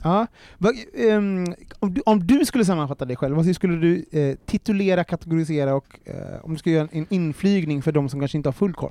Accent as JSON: {"language": "Swedish", "town": "Gothenburg", "region": "Västra Götaland", "country": "Sweden", "tie": "born or raised there", "said": "Jag är från Göteborg, eh, uppvuxen i Angered"}